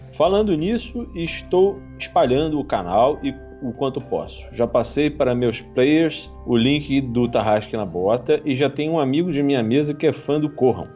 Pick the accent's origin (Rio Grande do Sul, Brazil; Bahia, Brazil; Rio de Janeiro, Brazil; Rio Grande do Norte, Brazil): Rio de Janeiro, Brazil; now in São Paulo, Brazil; eu sou do Rio de Janeiro, só que no caso eu moro aqui em São Paulo há muitos e muitos anos.